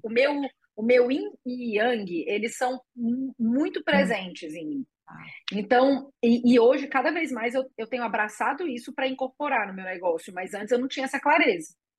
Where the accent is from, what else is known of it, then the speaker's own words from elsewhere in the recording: Espírito Santo, Brazil; moved away; also born or lived in Porto Seguro / Porto Alegre; eu sou capixaba e eu morava em Porto Seguro antes, depois eu morei em Porto Alegre